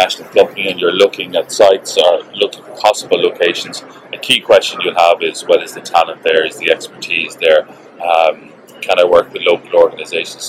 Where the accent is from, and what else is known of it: Ireland